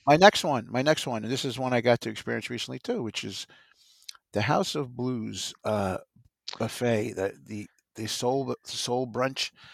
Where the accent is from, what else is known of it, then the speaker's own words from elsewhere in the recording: New Jersey, United States; I come from New Jersey